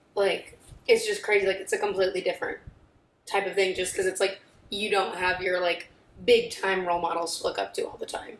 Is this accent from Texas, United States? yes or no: no; Columbia, Missouri, United States; moved away as an adult; now in Cleveland, United States; in my hometown for a school I like loved